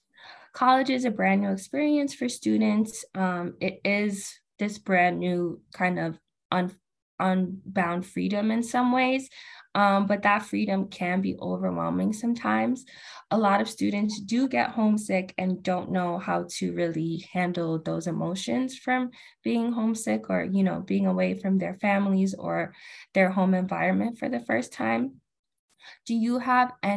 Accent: New York, United States; I'm from New York

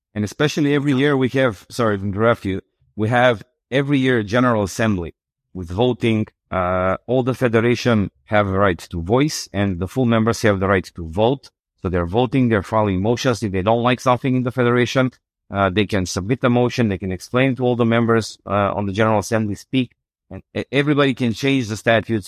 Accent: North Macedonia; I'm from Macedonia

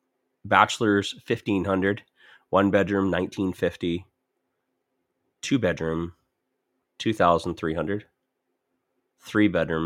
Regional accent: Ontario, Canada; Like coming from growing up in Ontario to Alberta, it's like, wow, Alberta has two cities.

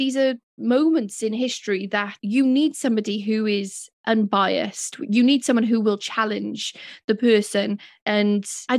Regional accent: Wales, United Kingdom; accent: Welsh; I forget that I have a British accent. I'm like, my Welsh accent's doing me proud.

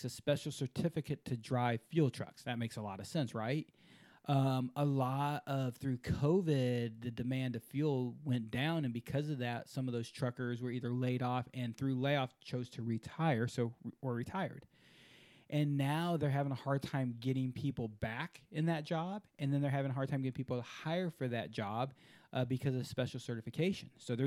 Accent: Houston, Texas, United States; I'm from Houston. I'm from the mothership

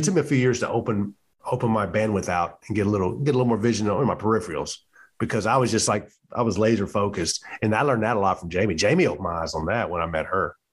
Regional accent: the South, United States; moved away as an adult; You know, we're from the South. I'm from the South.

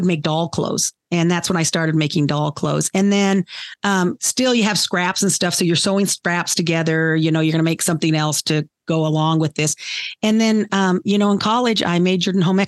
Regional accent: Laramie, Wyoming, United States; also born or lived in Casper, Wyoming; when I was in fourth grade, we moved from Casper, Wyoming to Laramie, Wyoming.

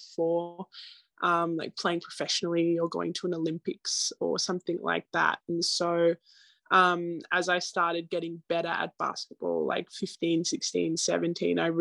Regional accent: Australia; moved away as an adult; now in United States

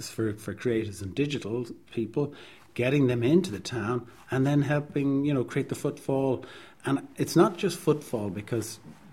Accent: Dún Laoghaire, Leinster, Ireland; my Dunleary is my hometown

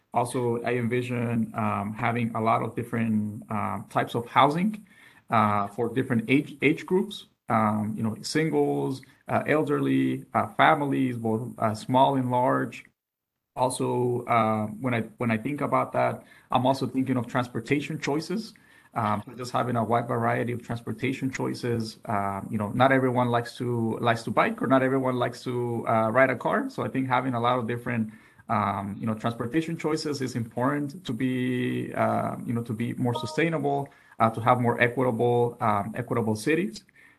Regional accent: Mexico; also born or lived in United States; now in Phoenix, United States; I'm originally from Mexico. I was very fortunate enough to grow up in two countries, both Mexico and also the United States.

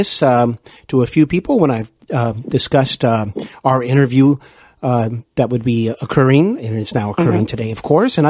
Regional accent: Cincinnati, Ohio, United States; I host Hollywood & Beyond here in my hometown of Cincinnati, Ohio.

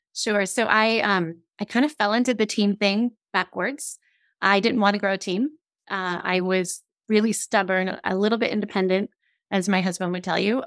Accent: Scotland, United Kingdom; now I'm I'm Scottish

